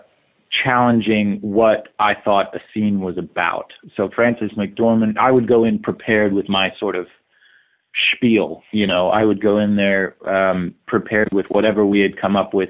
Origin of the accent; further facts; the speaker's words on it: Salt Lake City, Utah, United States; I was a kid from Salt Lake City, Utah